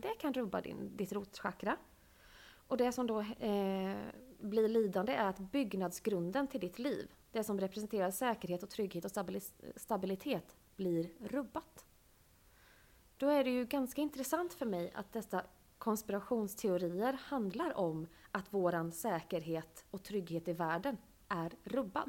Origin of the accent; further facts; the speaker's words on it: Sweden; jag är född i Sverige